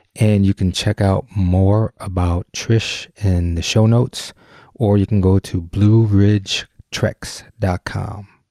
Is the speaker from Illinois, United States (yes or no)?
no; Detroit, Michigan, United States; we grew up in the Detroit area